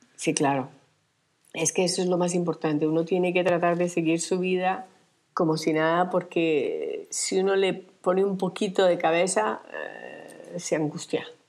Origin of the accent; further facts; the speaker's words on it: Armenia, Quindío, Colombia; moved away as an adult; also born or lived in Europe / New York; now in Minca, Colombia; Nací en, eh, nací en Colombia, en la ciudad de Armenia, pero salí de, Colombia desde que tenía 25 años